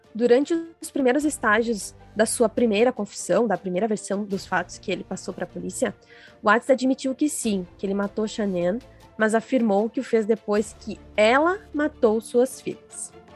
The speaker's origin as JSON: {"language": "Portuguese", "town": "Ivorá", "region": "Rio Grande do Sul", "country": "Brazil", "tie": "born or raised there", "lives_now": "Frederico Westphalen, Brazil", "said": "Eu sou gaúcha, eu sou natural de uma cidade bem pequena chamada Ivorá, mas atualmente eu moro em Frederico Westphalen"}